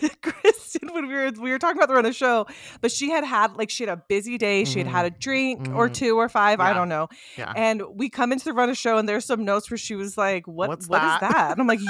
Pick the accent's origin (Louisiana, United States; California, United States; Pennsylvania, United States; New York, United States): California, United States; now in Utah, United States; when I moved to Utah, and I'm from California, but I moved to Utah and I visited so much because a family was here.